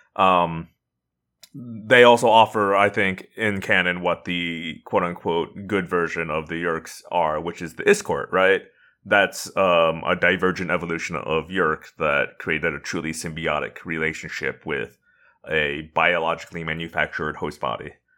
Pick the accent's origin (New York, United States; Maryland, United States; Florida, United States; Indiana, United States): Indiana, United States; I'm from Indiana